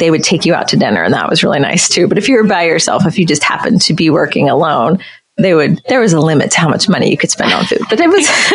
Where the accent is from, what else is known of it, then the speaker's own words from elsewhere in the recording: West Virginia, United States; And I'm originally from West Virginia, so I think it's a very rural state